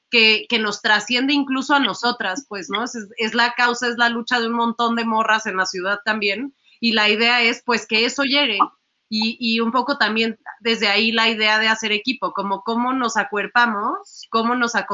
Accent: Mexico City, Mexico; todas somos morras chilangas.

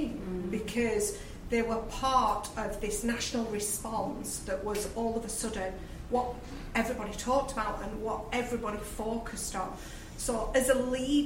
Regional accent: Lancashire, North West England, United Kingdom; as you can tell from my accent, I'm from Lancashire

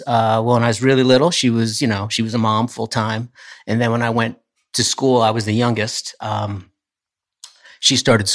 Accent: Poughkeepsie, New York, United States; also born or lived in Hopewell Junction; I grew up in the Poughkeepsie area.

